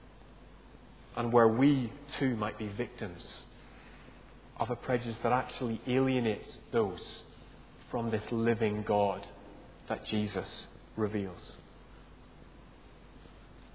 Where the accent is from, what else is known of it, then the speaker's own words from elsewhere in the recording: Northern Ireland, United Kingdom; moved away; I grew up in Northern Ireland.